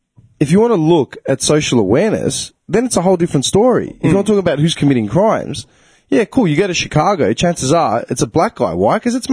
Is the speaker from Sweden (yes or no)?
no; Clayton, Victoria, Australia; I grew up in Clayton, which is the most diverse multicultural suburb in Australia.